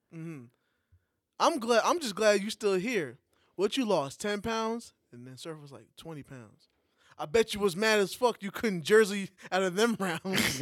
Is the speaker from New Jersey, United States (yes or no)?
no; New York, United States; moved away; as a New Yorker, that hasn't been in New York for a while